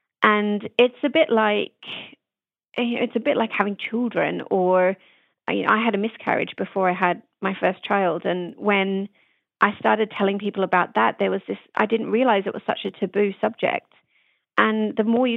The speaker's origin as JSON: {"language": "English", "country": "Australia", "tie": "born or raised there", "moved": "yes", "lives_now": "United Kingdom", "said": "growing up in Australia"}